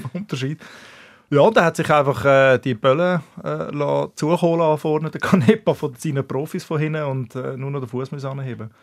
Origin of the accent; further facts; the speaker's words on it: Zurich, Switzerland; in Altstädten aufgewachsen.